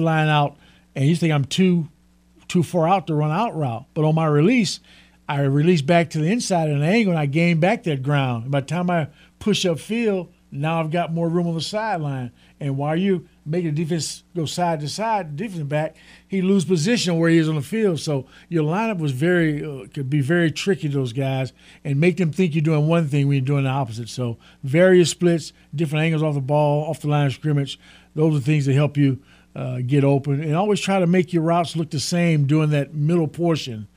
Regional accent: Port Arthur, Texas, United States; I actually grew up with them in the same little town across the state line called Port Arthur, Texas

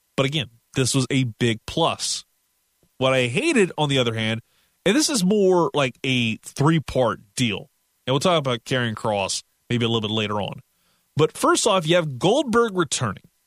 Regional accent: Louisiana, United States; I'm from the South in Louisiana

